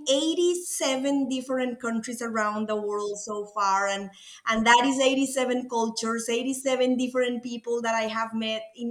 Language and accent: English; Costa Rica; accent: Latin; English is a second language; moved away as an adult; now in United States; As you can tell by my accent, I'm Latin. I'm from Costa Rica, a beautiful country